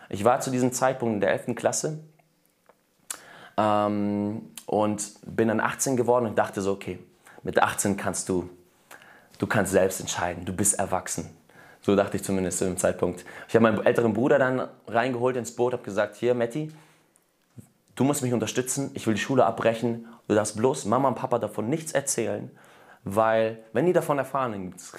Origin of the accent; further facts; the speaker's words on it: Germany; born there; meine Eltern sind aus Russland nach Deutschland gekommen 1993. Und ich bin in Deutschland zwar geboren, aber habe trotzdem die russische Kultur einfach so mitbekommen.